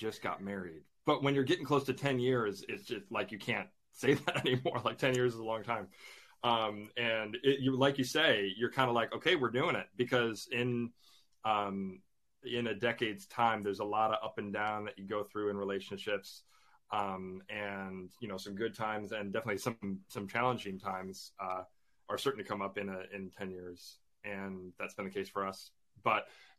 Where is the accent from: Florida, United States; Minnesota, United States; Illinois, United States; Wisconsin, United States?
Illinois, United States; Chicago; moved away as an adult; now in England; I grew up in the Chicagoland area, and my family and I, we moved here to England for me to work on a grad school program